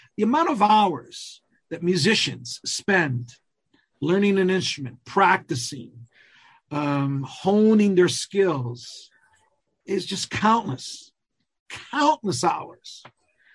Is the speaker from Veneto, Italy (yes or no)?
no; Calabria, Italy; first language Calabrian; English is a second language; my native language, the Calabrian language